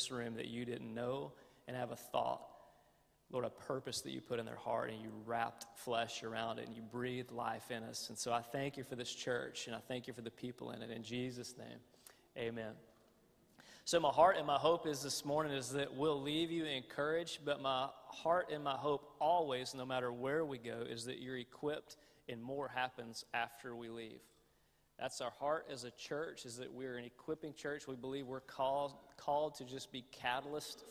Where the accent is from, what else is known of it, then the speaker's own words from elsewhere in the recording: the American South, United States; accent: southern; the more tired I get, the more my southern accent gets more accented